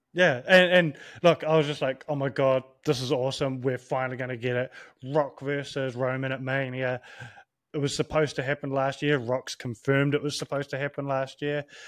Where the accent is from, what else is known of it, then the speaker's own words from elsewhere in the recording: New Zealand; as a Kiwi from a, um, Pacific Island point